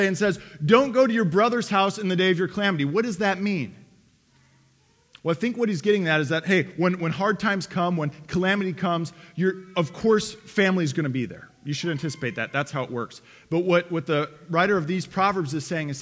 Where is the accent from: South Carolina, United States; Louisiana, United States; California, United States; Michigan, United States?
Michigan, United States; Detroit; moved away as an adult; also born or lived in Lakeway, Texas; I'm from Detroit